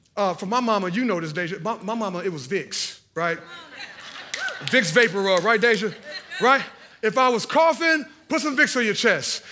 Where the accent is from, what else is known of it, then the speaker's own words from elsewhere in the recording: Hallville, Indiana, United States; we were from Hendricks County, and I was from Hallville